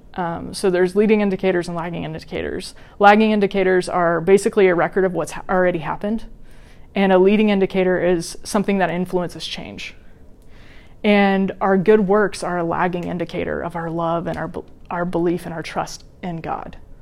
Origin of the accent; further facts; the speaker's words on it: Wichita, Kansas, United States; moved away as an adult; also born or lived in Washington, D.C.; my mom and I moved me from Wichita, Kansas to Washington D.C.